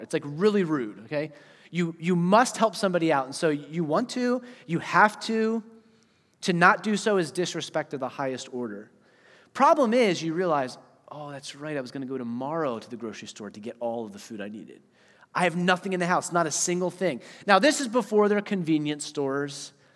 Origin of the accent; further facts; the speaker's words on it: Eastern Pennsylvania, United States; moved away; also born or lived in Wisconsin; I was from Pennsylvania, right? Eastern Pennsylvania.